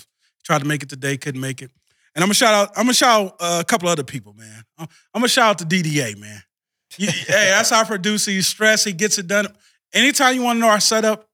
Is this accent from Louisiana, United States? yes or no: yes; Louisiana, United States; I'm from Louisiana.